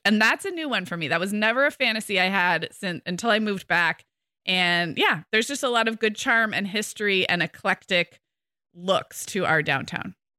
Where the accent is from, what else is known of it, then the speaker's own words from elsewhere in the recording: Santa Barbara, California, United States; moved away as an adult; I moved back to my hometown of Santa Barbara two years ago